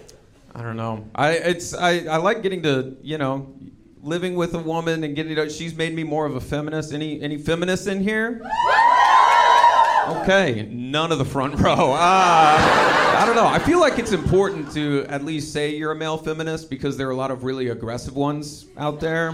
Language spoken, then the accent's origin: English; Texas, United States; I'm from Texas